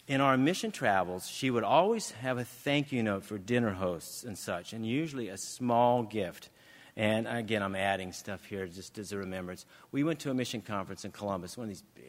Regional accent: England, United Kingdom; We do in England

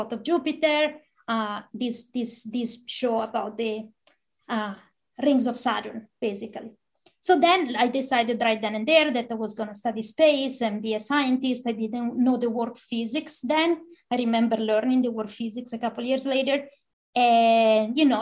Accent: San Pellegrino Terme, Lombardy, Italy; now in United States; I grew up in the town of San Pellegrino, which is the same place as the sparkling water. It's a small town of 5,000 people in northern Italy

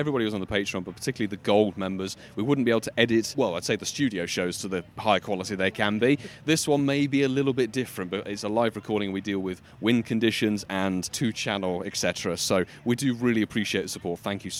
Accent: United Kingdom; We're British. We're bad at this.

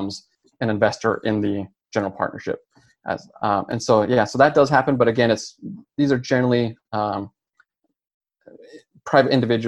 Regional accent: Utah, United States; moved away as an adult; now in Texas, United States; We're from Utah. We've been in Texas for about 10 years

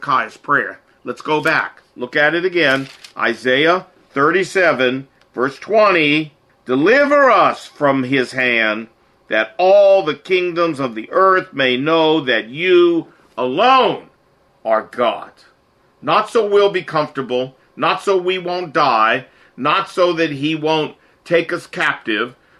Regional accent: Portsmouth, Virginia, United States; now in Washington, United States; I grew up in Portsmouth, Virginia

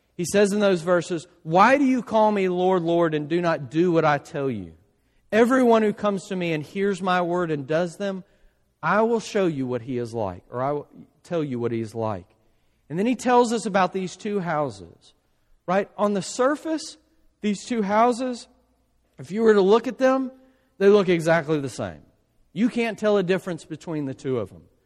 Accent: South Louisiana, United States; my family, we're from South Louisiana

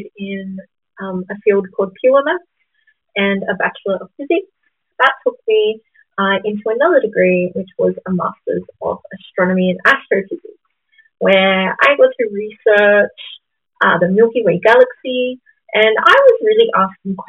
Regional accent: Gamilaroi country, northern New South Wales, Australia; I am a Gamilaroi woman. That means I come from Gamilaroi country, which is northern New South Wales

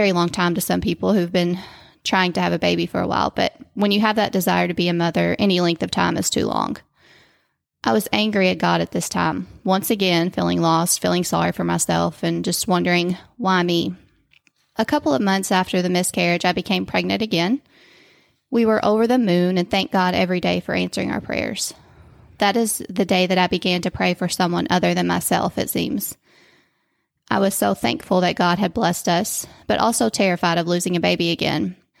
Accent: Whitesville, United States; I grew up in Whitesville.

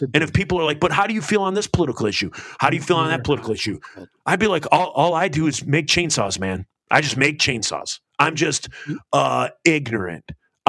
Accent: United States; I'm American. We go to violence first.

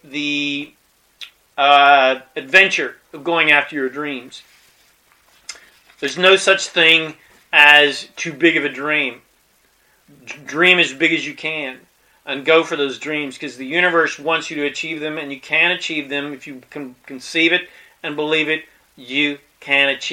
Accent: Colorado, United States; I was born in Colorado in the mountains

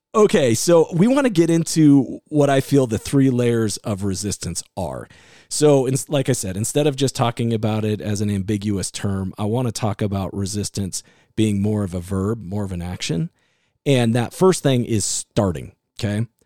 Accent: Iowa, United States; also born or lived in California; now in Utah, United States; I was the kid growing up in Iowa

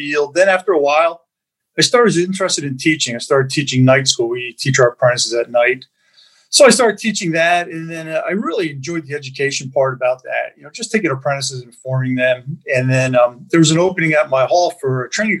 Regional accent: Bethlehem, Pennsylvania, United States; I always say I'm a Bethlehem kid, born, raised in Bethlehem

